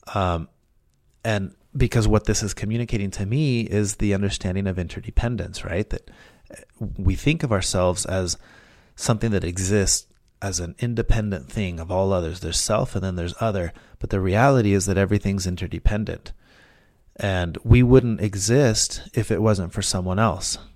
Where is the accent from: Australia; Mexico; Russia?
Mexico; now in United States; growing up in school in Mexico